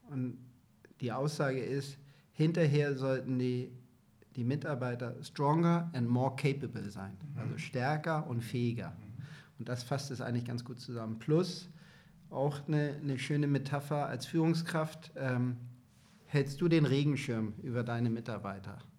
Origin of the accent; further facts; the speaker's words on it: Hamburg, Germany; born there; Also ich bin gebürtiger Hamburger, ich habe eine große Familie in Hamburg auch, bin total verwurzelt.